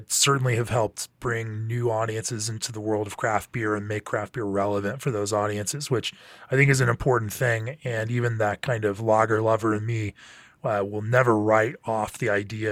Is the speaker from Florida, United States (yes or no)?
yes; Orlando, Florida, United States; moved away as an adult; also born or lived in Memphis, Tennessee; I grew up in Orlando, Florida